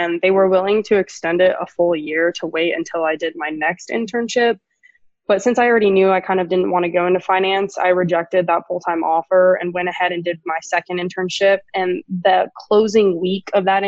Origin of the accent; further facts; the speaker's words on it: Dallas, Texas, United States; I'm from Dallas